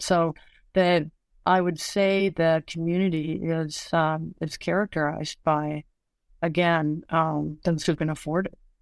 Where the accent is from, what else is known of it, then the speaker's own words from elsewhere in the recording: Washington, United States; growing up in Washington, I always got the Washington Post on my doorstep